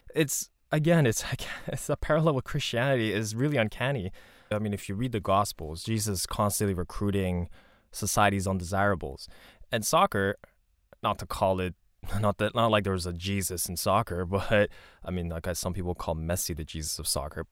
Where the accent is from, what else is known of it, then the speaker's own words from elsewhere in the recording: Montreal, Quebec, Canada; growing up in Montreal, growing up in N D G, and also going downtown quite often